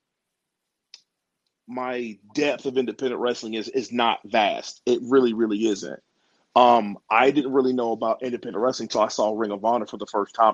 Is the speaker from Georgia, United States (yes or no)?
yes; Atlanta, Georgia, United States; moved away as an adult; also born or lived in Maryland; growing up in Atlanta